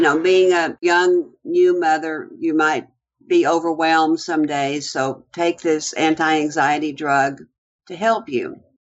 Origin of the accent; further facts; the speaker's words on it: Houston, Texas, United States; I grew up in the Houston area on the east side of Houston, close to the Houston Ship Channel.